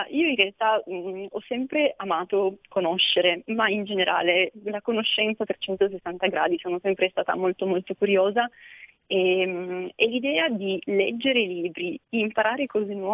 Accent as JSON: {"language": "Italian", "town": "Almese", "region": "Piedmont", "country": "Italy", "said": "in particolare la prima conferenza che ho organizzato è stata ad Almese, quindi nel mio paese"}